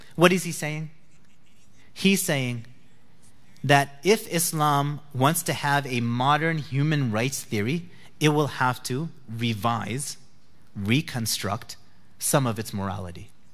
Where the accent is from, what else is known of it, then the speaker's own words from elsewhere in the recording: New Jersey, United States; I'm from New Jersey.